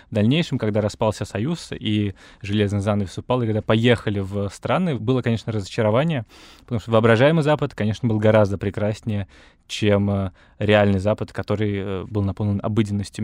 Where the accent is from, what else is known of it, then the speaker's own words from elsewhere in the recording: Moscow, Russia; я родился и вырос в Москве